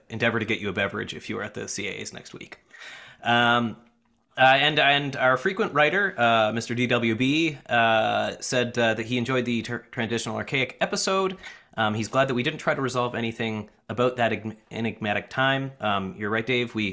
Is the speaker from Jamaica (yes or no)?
no; New Brunswick, Canada; now in San Francisco, United States; I was born and raised near the Belleisle Bay, now transplanted to the San Francisco area.